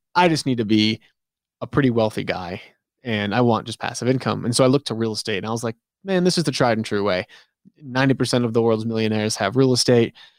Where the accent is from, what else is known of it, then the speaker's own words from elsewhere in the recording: New England, United States; I'm from New England